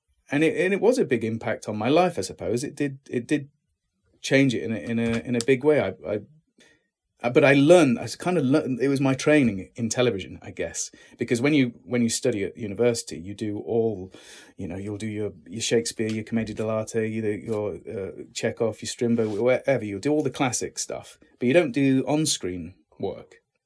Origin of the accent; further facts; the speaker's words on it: Lincoln, East Midlands, United Kingdom; I did, in Lincoln itself. Yeah.